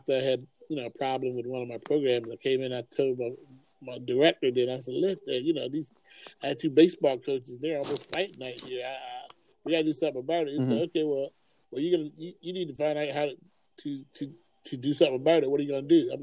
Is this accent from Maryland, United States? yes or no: yes; Eastern Shore, Maryland, United States; also born or lived in Harford County, Maryland; my experience growing up on the Eastern Shore